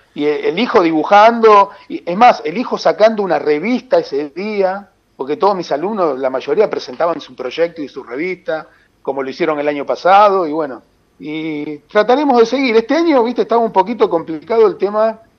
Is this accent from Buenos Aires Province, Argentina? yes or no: yes; Santa Teresita, Buenos Aires Province, Argentina; mi pueblo